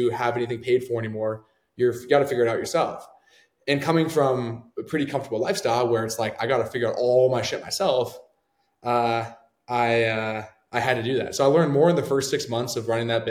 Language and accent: English; Canada; moved away; I'm from Canada originally